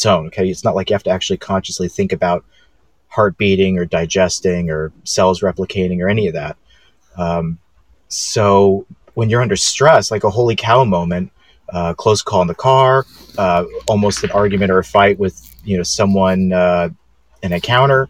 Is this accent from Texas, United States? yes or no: no; Los Angeles, California, United States; moved away as an adult; also born or lived in Chicago, Illinois; now in Franklin, United States; I am born and raised in West LA, right next door to Venice Beach, Santa Monica